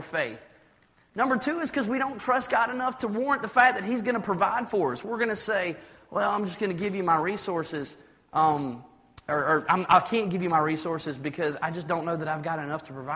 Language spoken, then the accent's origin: English; United States; I'm an American